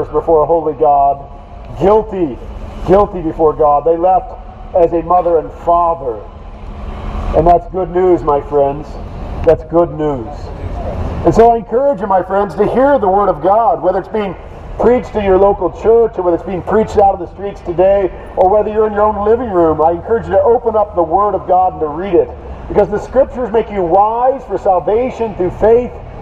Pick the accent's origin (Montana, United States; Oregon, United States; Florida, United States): Oregon, United States; Portland; I'm from Portland, Oregon